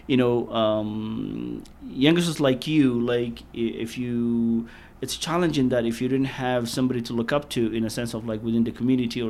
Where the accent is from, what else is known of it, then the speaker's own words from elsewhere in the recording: Somalia; now in Columbus, United States; I'm from Africa